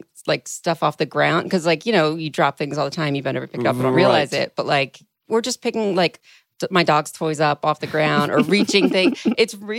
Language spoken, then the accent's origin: English; Philadelphia, Pennsylvania, United States; I'm from Philadelphia